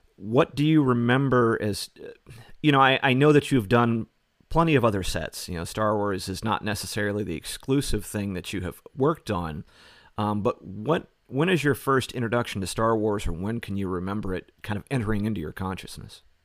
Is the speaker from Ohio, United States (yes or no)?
yes; Ohio, United States; moved away; being from Ohio and I grew up, you know, not too far south from you